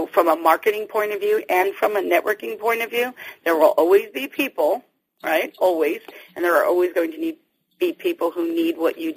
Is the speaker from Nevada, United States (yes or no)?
yes; Las Vegas, Nevada, United States; moved away as an adult; now in Dallas, United States; Las Vegas, which is where I grew up. I'm in Dallas now